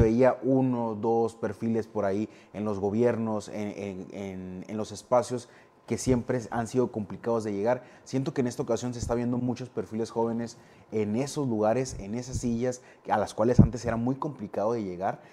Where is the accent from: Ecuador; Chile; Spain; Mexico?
Mexico; Navojoa, Sonora; soy, de Navojoa